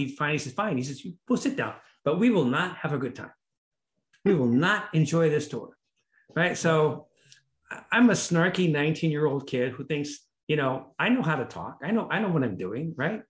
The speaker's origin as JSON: {"language": "English", "town": "Los Angeles", "region": "California", "country": "United States", "tie": "born or raised there", "said": "I grew up in Hollywood"}